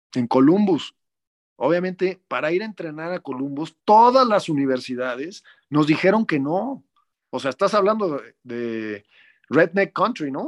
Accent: Mexico; lo hicimos como mexicano

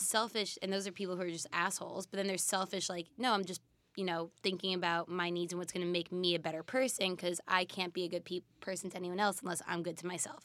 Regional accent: East Coast, United States; I'm from the East Coast.

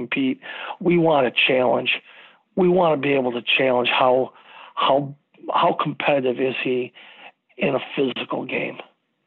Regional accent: Frankenmuth, Michigan, United States; I grew up in the Christmas capital of the state of Michigan

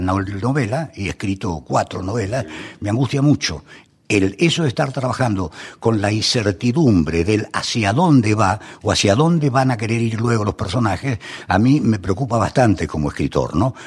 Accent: Buenos Aires, Argentina; also born or lived in San Pedro, Buenos Aires Province; nací en Buenos Aires y buena parte de mi infancia ocurrió en Caballito, a unas cuadras de la Plaza Irlanda

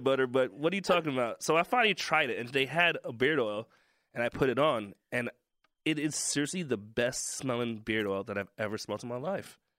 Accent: New York City, New York, United States; I'm black from Brooklyn

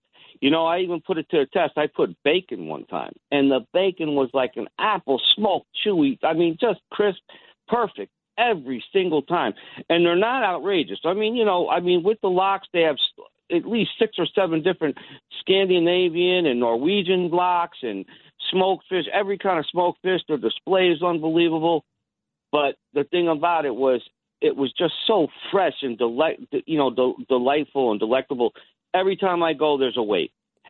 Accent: New York, United States; moved away as an adult; also born or lived in New Jersey; now in Connecticut, United States; So I'm a native New Yorker. I grew up and I was raised in New York, and I moved to Jersey and lived in another suburb, and now I'm back in Connecticut. But when I was a kid, I was adopted, so I was brought up by a Jewish man.

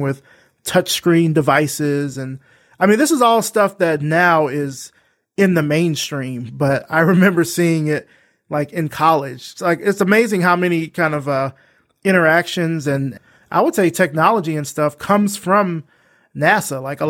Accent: Alabama, United States; moved away as an adult; also born or lived in Atlanta; I'm from Alabama, and so our space camp is in Huntsville

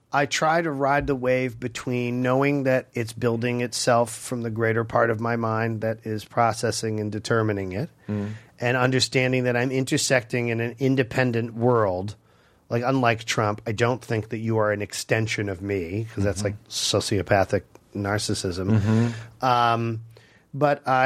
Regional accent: Chelsea, Massachusetts, United States; also born or lived in Cambridge, Massachusetts; I'm a kid from Chelsea.

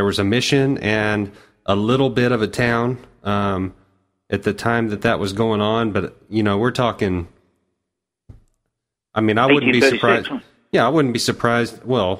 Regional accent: Texas, United States; also born or lived in Austin; being a Texan myself

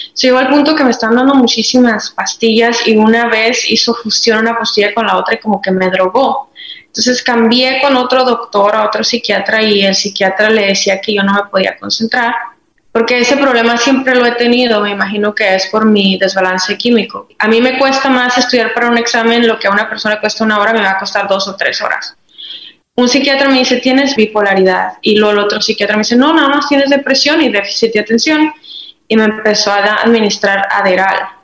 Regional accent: Madera, Chihuahua, Mexico; Soy originaria de Madera, Chihuahua, México

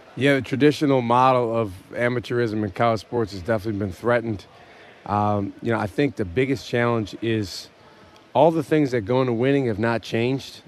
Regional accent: Madison, Wisconsin, United States; I grew up uh, in Madison, Wisconsin

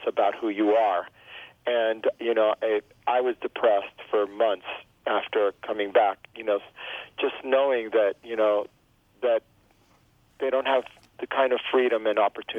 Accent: Miami, Florida, United States; first language Spanish; English is a second language; moved away; also born or lived in Gainesville, Florida / Hawthorne, Florida; So I grew up in the Cuban exile community. We lived in the projects called Liberty City.

